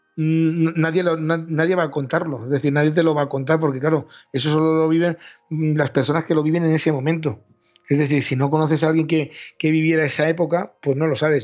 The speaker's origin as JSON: {"language": "Spanish", "town": "Valencia", "region": "Valencian Community", "country": "Spain", "said": "nosotros somos de Valencia"}